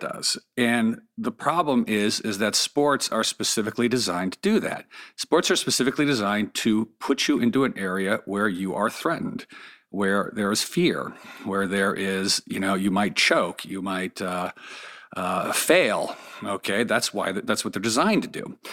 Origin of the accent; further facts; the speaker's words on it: Los Angeles, California, United States; I grew up here in Pacific Palisades, just sort of south of where we are in Malibu